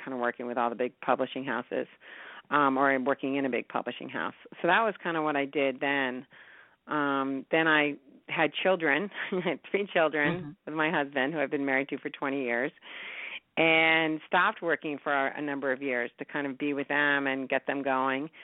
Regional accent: New York, United States; I grew up in New York

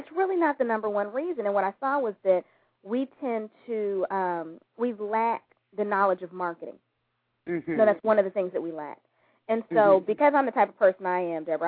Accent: Gary, Indiana, United States; now in Houston, United States; I'm from Gary, Indiana

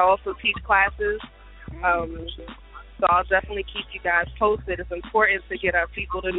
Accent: New York, United States; I'm in Vegas, but I'm from New York.

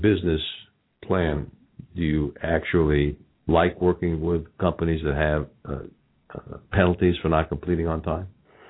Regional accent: Los Angeles, California, United States; accent: Los Angeles; now in Cincinnati, United States; I moved to Cincinnati from Los Angeles.

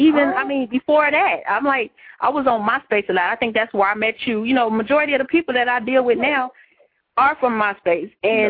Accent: Dayton, Ohio, United States; also born or lived in Cleveland; Dayton, Ohio, hometown, Cleveland 4 years. Now I'm here.

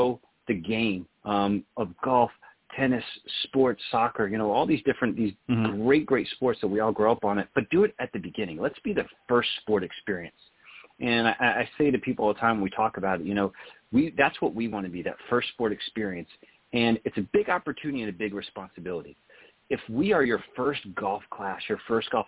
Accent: Texas, United States; I grew up in Texas where, you know, you're playing sports right out of the womb

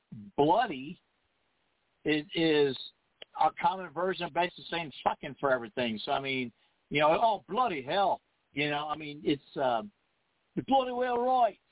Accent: United States; as an American

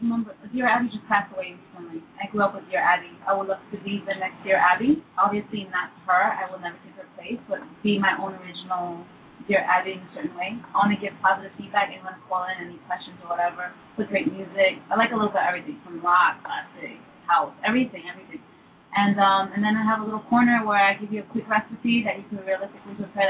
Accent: United States; which is the one we grew up eating here in the States.

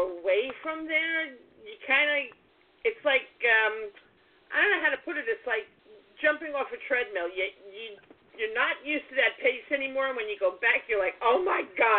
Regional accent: New York City, New York, United States; now in Westbury, United States; I was born in Brooklyn, and I grew up in New York, and I worked in Manhattan for 25 years or more, and then we moved to the suburbs. I'm out here on Long Island in Nassau County in Westbury.

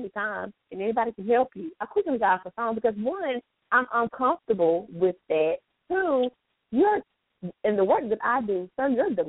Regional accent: North Carolina, United States; accent: southern; I'm from North Carolina.

